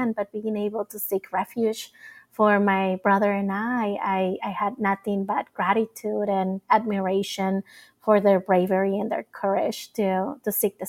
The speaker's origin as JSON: {"language": "English", "town": "Mesa", "region": "Arizona", "country": "United States", "tie": "born or raised there", "also_born_or_lived": "Nogales, Mexico", "said": "internal migration from Tijuana to Nogales in the Mexican side, which is like 3 hours south of where I grew up in Mesa, Arizona."}